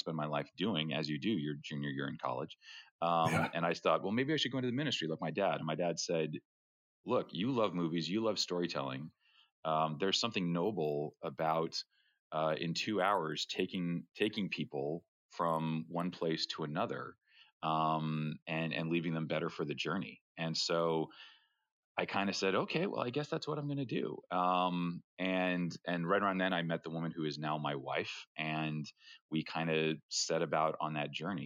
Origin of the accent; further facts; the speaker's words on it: Rhode Island, United States; I grew up in Rhode Island, which is about as far from Hollywood